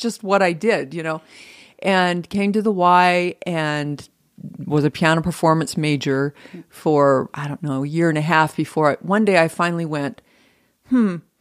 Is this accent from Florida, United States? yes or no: no; Franklin, Idaho, United States; moved away; I'm from Franklin, Idaho, population two hundred and two